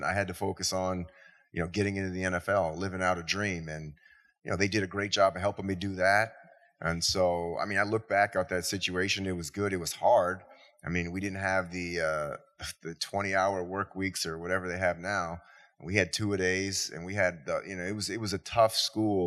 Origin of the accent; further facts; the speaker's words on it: Berkeley, California, United States; moved away as an adult; now in New York City, United States; I'm from Berkeley, California